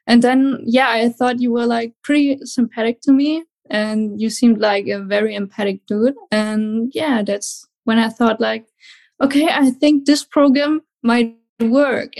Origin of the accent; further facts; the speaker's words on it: Germany; English is a second language; I'm from Germany